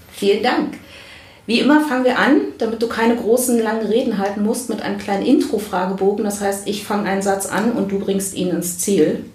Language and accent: German; Berlin, Germany; ich komme aus Berlin